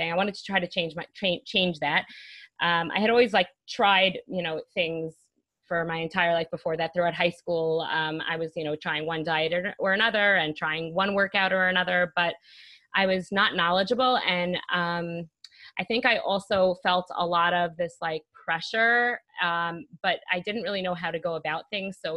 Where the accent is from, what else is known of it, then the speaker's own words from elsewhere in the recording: Brooklyn, New York, United States; moved away as an adult; now in Jerusalem, Israel; I live in Jerusalem, Israel now. I come originally from New York. I moved here five, six years ago.